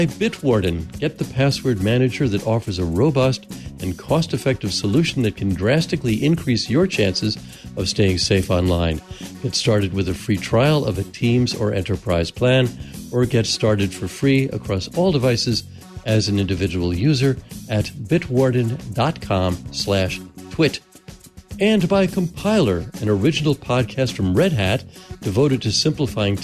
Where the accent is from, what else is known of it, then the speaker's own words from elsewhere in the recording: New Jersey, United States; I grew up across the river in New Jersey.